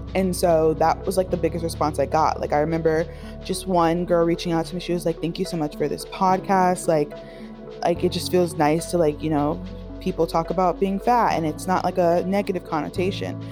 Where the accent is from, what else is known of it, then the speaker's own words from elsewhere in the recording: Miami, Florida, United States; moved away; I grew up in Miami, so everything is very, like, beachy and fun, flowy